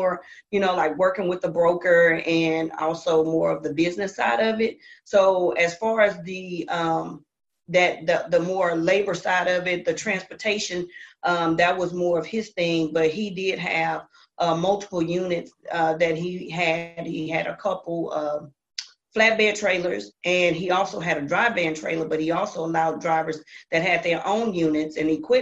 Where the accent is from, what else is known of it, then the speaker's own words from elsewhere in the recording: Houston, Texas, United States; I'm from Houston, Texas